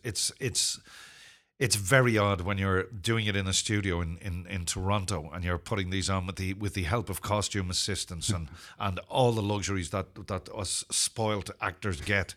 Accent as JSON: {"language": "English", "country": "Ireland", "also_born_or_lived": "Zimbabwe", "said": "I'm not British. I'm Irish"}